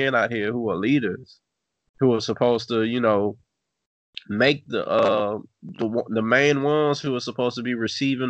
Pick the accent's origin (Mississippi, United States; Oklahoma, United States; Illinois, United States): Mississippi, United States; Natchez; I grew up in Natchez, Mississippi